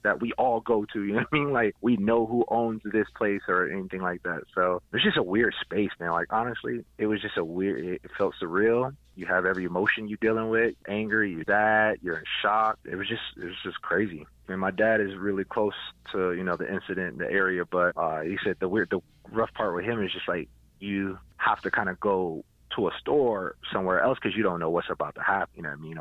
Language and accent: English; Minneapolis, Minnesota, United States; now in Denver, United States; I'm originally from Minneapolis